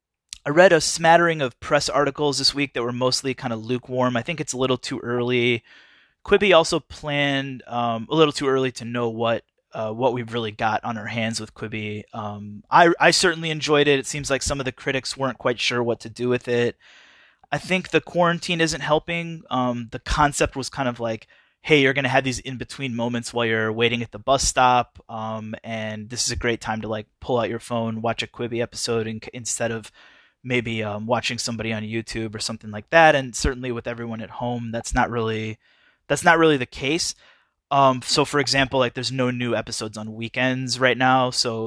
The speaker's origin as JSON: {"language": "English", "region": "Midwest", "country": "United States", "tie": "born or raised there", "said": "So it takes place in the mid 90s in the Midwest, and I grew up in the Midwest, and I'm old enough to remember the 90s."}